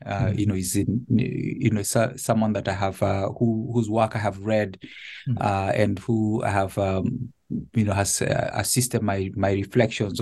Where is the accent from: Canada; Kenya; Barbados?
Kenya; Nairobi; moved away as an adult; now in Connecticut, United States; I was born and raised in Nairobi. My family lived there until this transition to Connecticut.